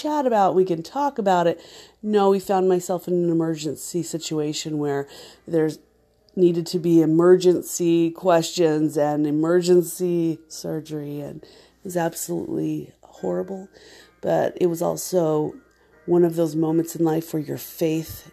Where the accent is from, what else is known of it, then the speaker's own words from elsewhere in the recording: Mesa, Arizona, United States; also born or lived in Gilbert, Arizona; We grew up in Mesa and then in Gilbert, Arizona